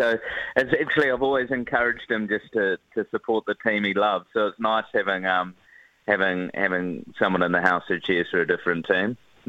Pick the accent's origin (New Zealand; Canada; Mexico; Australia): New Zealand; Wellington; My history is I'm from Wellington